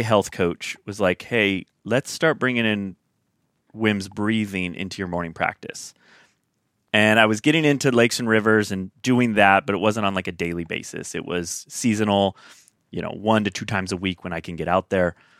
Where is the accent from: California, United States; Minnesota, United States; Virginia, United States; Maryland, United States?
California, United States; Sacramento; I hail from Northern California. Grew up, spent ve, in Sacramento, California, a little suburb town outside of there. Spent about eighteen years